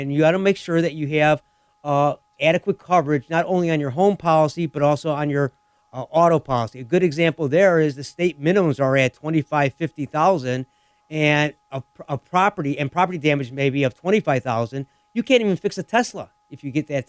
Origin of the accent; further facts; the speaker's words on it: Lemont, United States; my hometown of Lamont